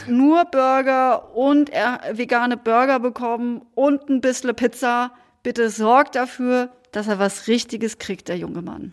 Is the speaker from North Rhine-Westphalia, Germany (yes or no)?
no; Münstertal, Baden-Württemberg, Germany; now in Cologne, Germany; Münstertal gefahren. Da, wo, wo ich herkomme, wo meine Geschwister sind, wo, wo meine Wurzeln liegen